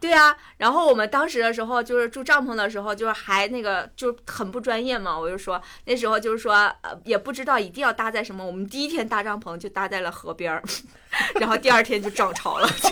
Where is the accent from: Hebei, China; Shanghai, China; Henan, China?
Hebei, China; Tangshan; 我家乡是唐山的